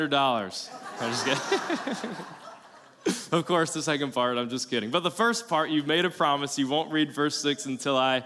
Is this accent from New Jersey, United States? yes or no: no; South Carolina, United States; now in Florida, United States; I'm from South Carolina, so not native Floridian, so I backpacked growing up